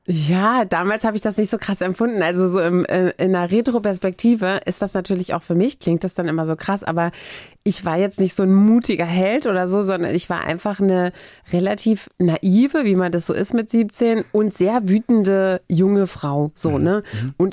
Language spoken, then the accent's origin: German; Hamburg, Germany; ich komme aus Barmbek